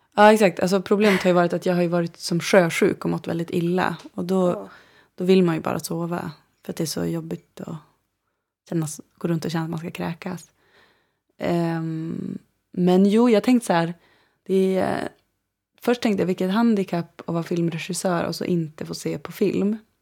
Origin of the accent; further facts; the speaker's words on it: Umeå, Västerbotten County, Sweden; now in Copenhagen, Denmark; Jag är född i Umeå. Um, I Västerbotten. I Sápmi. Um, mm. Och bodde i en by som heter Bjärnsjö tills jag började skolan ungefär. Då uh, eh, flyttade vi in till Umeå